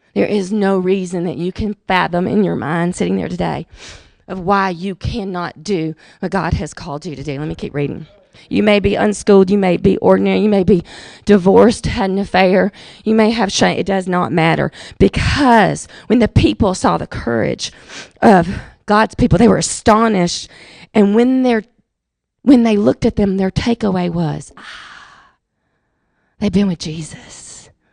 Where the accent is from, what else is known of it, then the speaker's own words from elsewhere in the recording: Jackson, Mississippi, United States; I was raised in Jackson, Mississippi